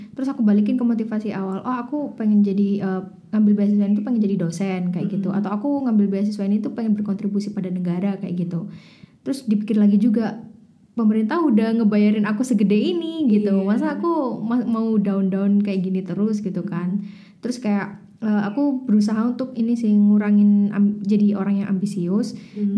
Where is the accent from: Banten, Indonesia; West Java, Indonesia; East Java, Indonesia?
East Java, Indonesia; Malang; also born or lived in London; saya asli Malang, 23 tahun hidup di Malang